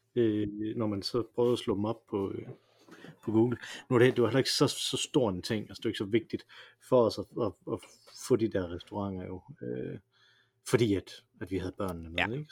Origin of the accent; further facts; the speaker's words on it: Denmark; jeg er jo dansker